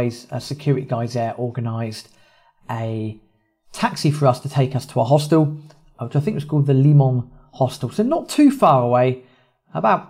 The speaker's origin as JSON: {"language": "English", "region": "England", "country": "United Kingdom", "said": "we are English, we are in Argentina"}